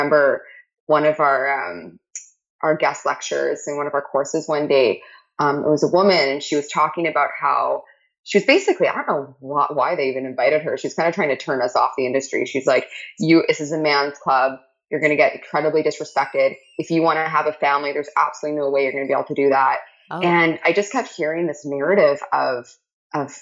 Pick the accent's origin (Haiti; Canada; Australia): Canada; I'm Canadian